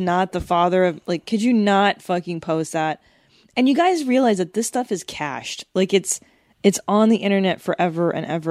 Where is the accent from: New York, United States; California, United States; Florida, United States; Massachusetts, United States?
California, United States; Los Angeles; I'm just an arrogant L.A. person, okay? I grew up in the Valley in L.A.